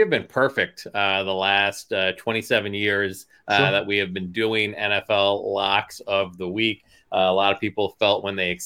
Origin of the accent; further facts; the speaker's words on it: Philadelphia, Pennsylvania, United States; my hometown, Philadelphia